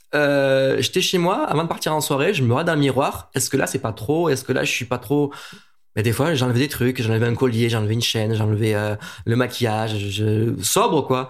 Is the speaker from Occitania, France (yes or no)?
yes; Montpellier, Occitania, France; now in Paris, France; à la base je suis de Montpellier